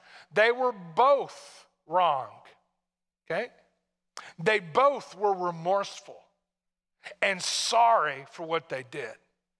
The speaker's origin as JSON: {"language": "English", "region": "Tennessee", "country": "United States", "tie": "born or raised there", "said": "Being from where I'm from, although my accent is mostly gone, but when I lived all my life in Tennessee, anywhere you'd go anywhere else, they'd turn around and look at you and say, where are you from?"}